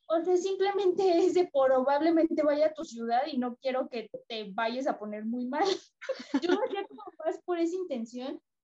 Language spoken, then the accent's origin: Spanish; Mexico; yo soy mexicana